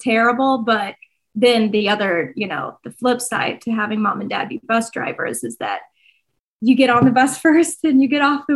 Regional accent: southern Illinois, United States; Grew up, born and raised in Illinois

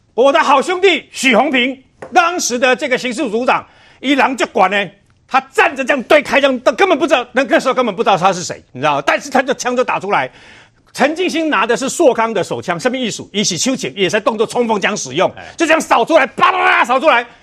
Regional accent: Chiayi, Taiwan; 我是嘉义人

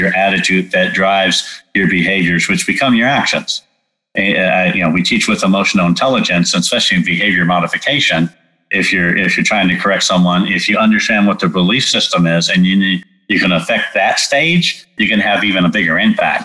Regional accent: California, United States; moved away; also born or lived in Texas; I grew up in California

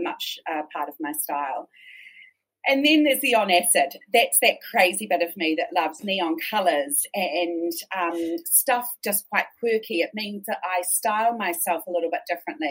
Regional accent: Christchurch, Canterbury, New Zealand; I grew up in Christchurch

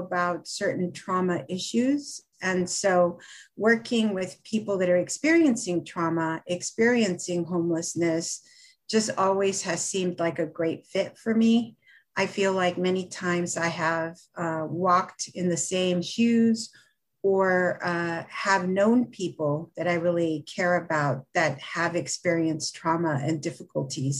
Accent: Los Angeles, California, United States; also born or lived in Mexico; We grew up in Los Angeles

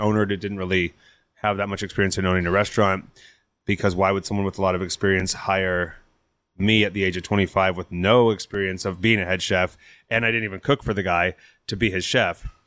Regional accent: Napa, California, United States; now in Portland, United States; I grew up in Napa.

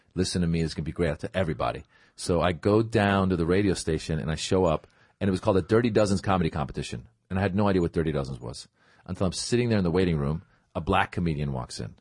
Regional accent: Northern California, United States; also born or lived in Iran; I grew up in Northern California

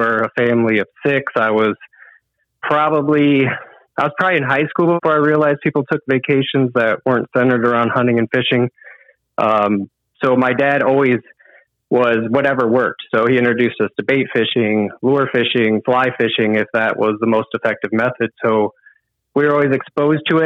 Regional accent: Lake St. Clair, Michigan, United States; I grew up on Lake St. Clair

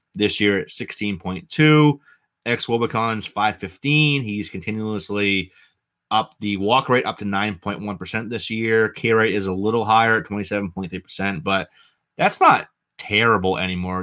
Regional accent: New England, United States; accent: New England; my New England accent

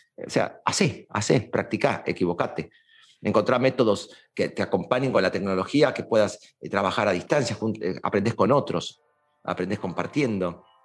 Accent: Argentina

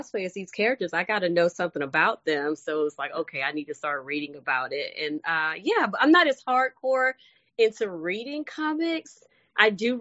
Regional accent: Mississippi, United States; now in Georgia, United States; I am from Mississippi

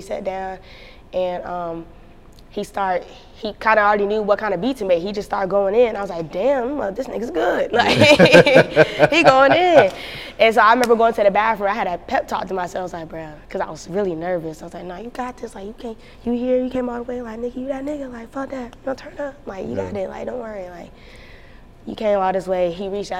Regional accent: North Carolina, United States; North Carolina

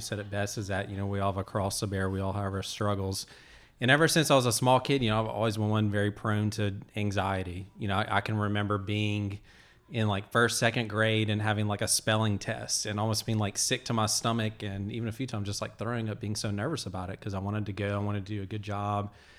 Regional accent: Alabama, United States; I'm originally from Alabama, so that's what you do in Alabama land.

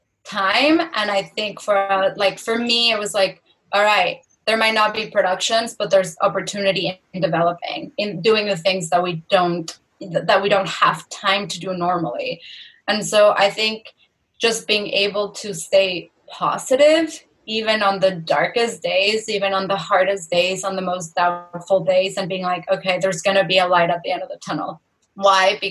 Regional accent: Mexico; the house number that we grew up in Mexico

